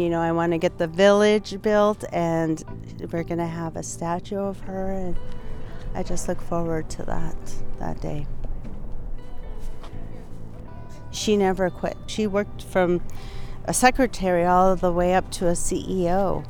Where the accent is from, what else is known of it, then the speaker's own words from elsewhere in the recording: Standing Rock, United States; also born or lived in Rosebud; and I am Lakota. I am from Standing Rock and Rosebud.